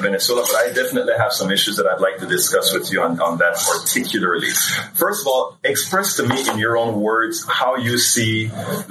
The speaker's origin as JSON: {"language": "English", "country": "Panama", "moved": "yes", "said": "I'm originally from Central America as well, Panama"}